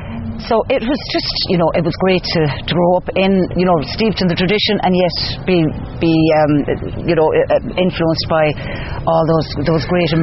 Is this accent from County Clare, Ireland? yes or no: yes; Feakle, County Clare, Ireland; I grew up in Feakle, so I grew up around an awful lot of traditional Irish music, obviously.